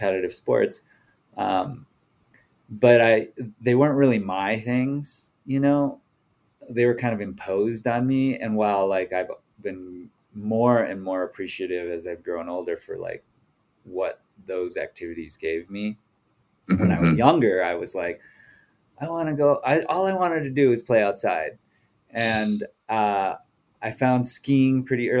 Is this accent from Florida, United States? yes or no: no; Mankato, Minnesota, United States; now in Jackson, United States; I grew up in the Midwest in a small town called Mankato, Minnesota, in south central Minnesota